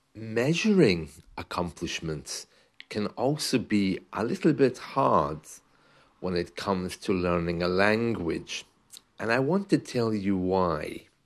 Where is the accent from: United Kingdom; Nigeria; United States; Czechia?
United Kingdom; London; first language English; I was uh, raised in England, okay, in London